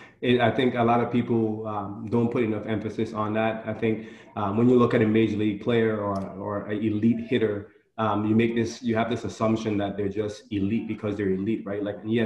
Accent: U.S. Virgin Islands; as a boy growing up, I challenged myself daily growing up in the Virgin Islands.

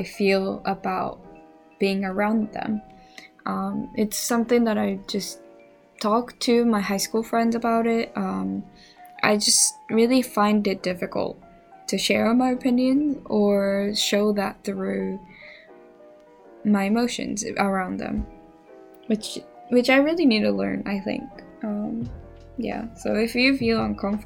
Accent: Japan; first language Japanese; English is a second language; moved away; my primary language is Japanese, but I stutter in both languages. Even though I'm a Japanese

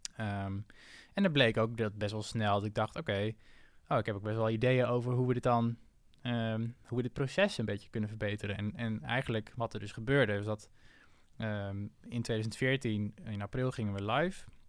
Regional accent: Assen, Drenthe, Netherlands; moved away as an adult; also born or lived in Zwolle; Ik kom uit Assen. En ehm, eh, daar, ben ik, eh, daar ben ik opgegroeid

